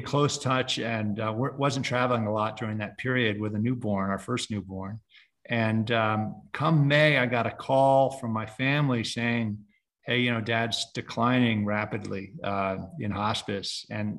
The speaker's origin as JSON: {"language": "English", "region": "Connecticut", "country": "United States", "tie": "born or raised there", "also_born_or_lived": "Hawaii", "moved": "as an adult", "said": "where I grew up, which is back in Connecticut."}